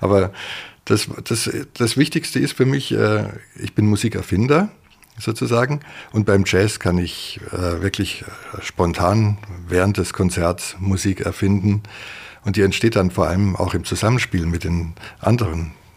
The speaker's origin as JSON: {"language": "German", "town": "Ehingen", "region": "Baden-Württemberg", "country": "Germany", "tie": "born or raised there", "also_born_or_lived": "Tegernsee, Bavaria", "said": "ich bin in Ehingen Donau zur Schule gegangen"}